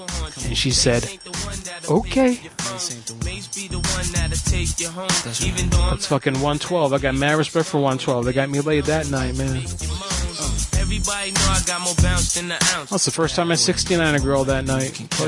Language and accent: English; Orlando, Florida, United States; because I'm from Orlando, and I used to work for Darden Corporate